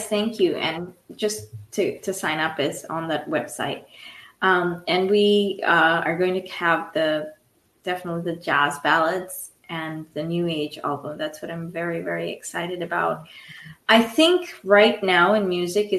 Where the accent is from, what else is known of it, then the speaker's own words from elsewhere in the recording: India; moved away; I was born in India, so I grew up with 90-degree weather